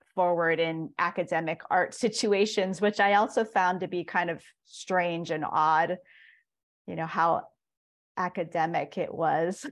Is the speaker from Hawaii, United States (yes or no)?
yes; Hilo, Hawaii, United States; I was born and raised in Hilo, Hawaii, and that's also where I'm currently based